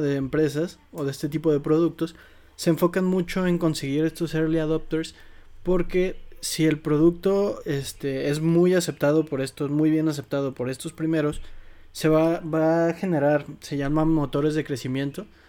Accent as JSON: {"language": "Spanish", "country": "Mexico", "said": "como mexicano"}